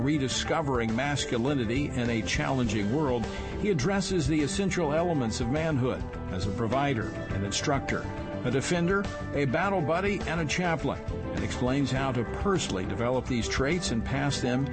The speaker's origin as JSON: {"language": "English", "region": "Louisiana", "country": "United States", "tie": "born or raised there", "said": "Senator John Kennedy of my home state of Louisiana. He was actually a state treasurer back when I was in office there"}